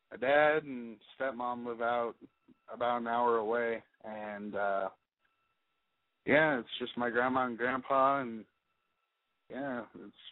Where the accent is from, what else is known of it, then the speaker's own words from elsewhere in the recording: California, United States; I'm from the Bay Area.